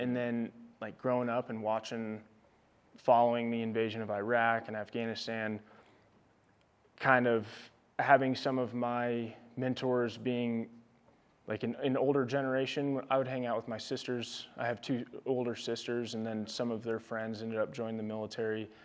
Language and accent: English; Olathe, Kansas, United States; moved away as an adult; I grew up just outside Kansas City uh, in Olathe, Kansas